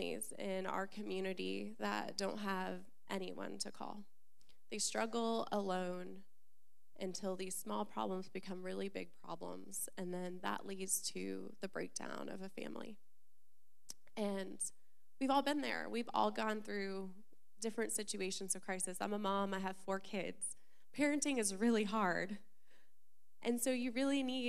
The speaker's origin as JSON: {"language": "English", "town": "Orlando", "region": "Florida", "country": "United States", "tie": "born or raised there", "said": "I was born and raised in Florida, Central Florida, Orlando"}